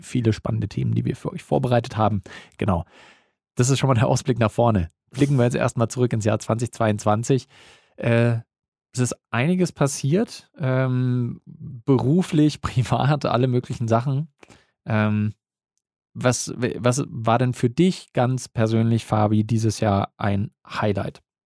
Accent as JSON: {"language": "German", "region": "Bavaria", "country": "Germany", "said": "Bei uns in Bayern"}